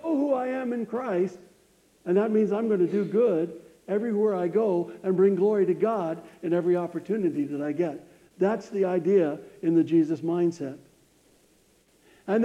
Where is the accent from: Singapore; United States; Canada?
United States; I wish I was from Africa instead of the United States